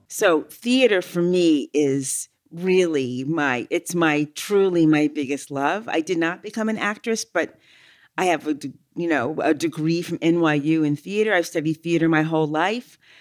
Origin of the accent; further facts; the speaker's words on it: San Francisco, California, United States; living in San Francisco, when I grew up